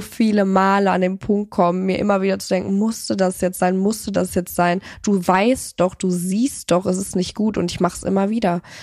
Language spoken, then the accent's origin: German; Cologne, North Rhine-Westphalia, Germany; ich komme ja aus Köln